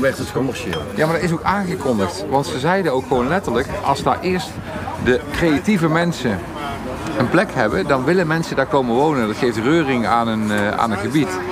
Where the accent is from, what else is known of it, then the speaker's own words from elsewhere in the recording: Eindhoven, North Brabant, Netherlands; also born or lived in Stratum, Eindhoven; Ik kom uit Woensel, daar was echt geen fuck te beleven